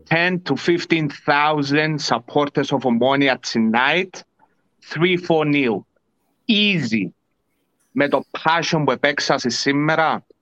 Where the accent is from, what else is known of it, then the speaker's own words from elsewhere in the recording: Larnaca, Larnaca District, Cyprus; Maybe Ike a bit because I'm from Larnaca.